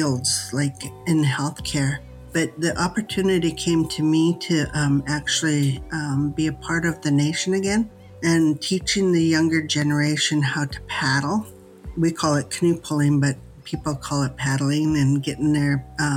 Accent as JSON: {"language": "English", "area": "Lekwungen territories", "region": "British Columbia", "country": "Canada", "said": "I am from the Lekwungen territories"}